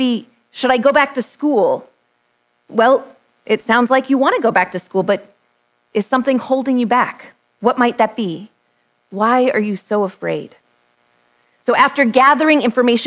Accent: Texas, United States; born or raised there

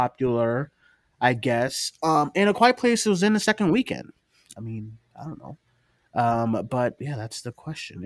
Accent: Boston, Massachusetts, United States; I am from Boston

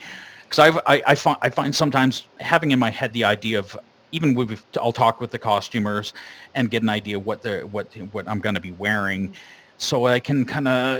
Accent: Sarnia, Ontario, Canada; we're from Sarnia.

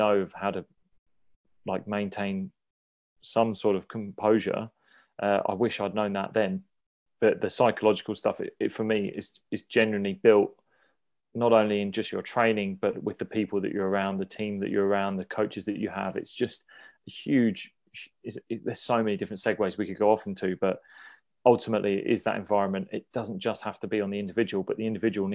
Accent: Sussex, South East England, United Kingdom; I was a homegrown player. I came from the countryside of Sussex and I wanted to play for Sussex.

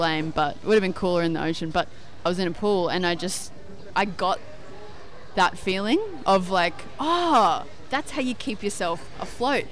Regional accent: Noosa, Queensland, Australia; now in Melbourne, Australia; Sunshine Beach, where I grew up

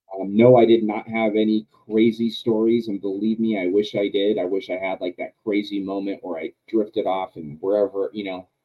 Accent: Southern California, United States; also born or lived in Yucaipa, California; Well, I'm from Southern California. I live an hour and a half away from San Diego.

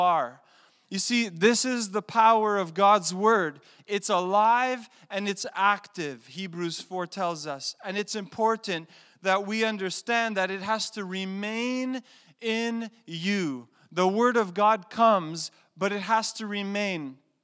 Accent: Canada; I'm a Canadian

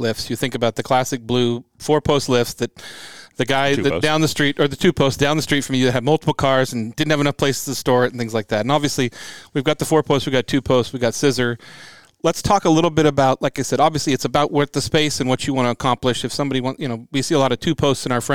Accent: Spokane, Washington, United States; born or raised there

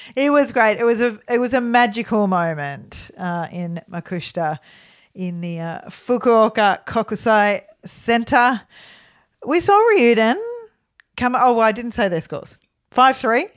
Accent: Australia; So we're from Australia

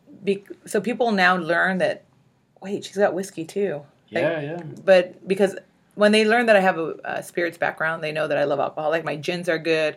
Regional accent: Whittier, California, United States; I grew up in Whittier. I lived in Whittier since I was 5

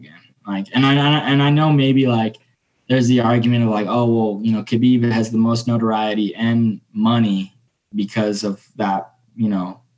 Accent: San Jose, California, United States; moved away as an adult; now in Arizona, United States; my hometown of San Jose

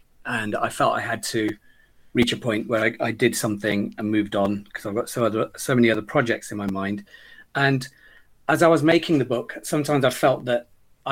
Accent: Leicester, East Midlands, United Kingdom; I'm a child of Gujarati immigrant parents who settled in Leicester in the late 60s. I spent my youth wandering the streets, becoming intimate with every corner of the city

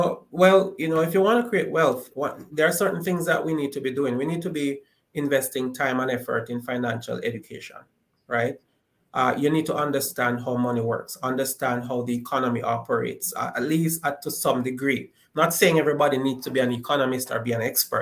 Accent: Jamaica; growing up in Jamaica

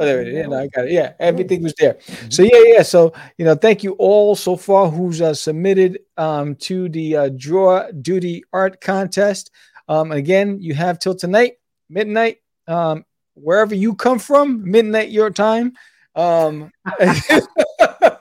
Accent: New York City, New York, United States; moved away; also born or lived in Brooklyn; I was born in Brooklyn, raised in Queens

